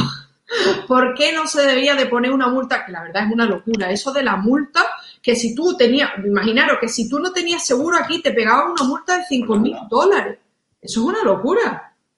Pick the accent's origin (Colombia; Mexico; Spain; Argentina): Spain; moved away as an adult; now in United States; yo soy española, pero yo soy también estadounidense. Yo llevo 12 años viviendo aquí